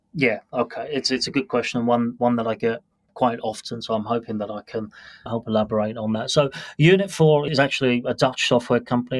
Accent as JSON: {"language": "English", "country": "United Kingdom", "tie": "born or raised there", "also_born_or_lived": "London / Washington, D.C. / Melbourne", "moved": "as an adult", "lives_now": "Singapore", "said": "So I'm a British born national. So I've actually lived in the UK until about"}